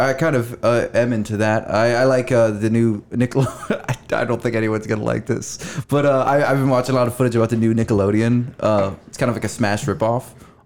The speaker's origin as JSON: {"language": "English", "town": "Philadelphia", "region": "Pennsylvania", "country": "United States", "said": "Oh, yeah, I'm from Philly. I'm from East Coast."}